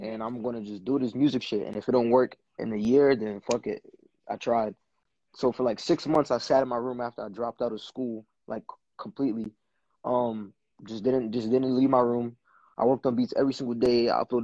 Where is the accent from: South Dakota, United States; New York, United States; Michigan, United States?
New York, United States; New York City; now in Puerto Rico; I'm from Brooklyn, New York. My whole family's from Brooklyn, born and raised in Brooklyn. I wish I knew where my parents were from. I don't.